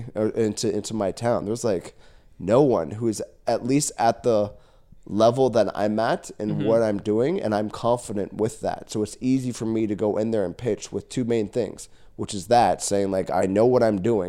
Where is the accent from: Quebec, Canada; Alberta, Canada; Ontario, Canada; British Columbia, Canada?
Ontario, Canada; Caledon; yeah, I was born and raised in Caledon. Like, I've seen this town go from where it was to where it is.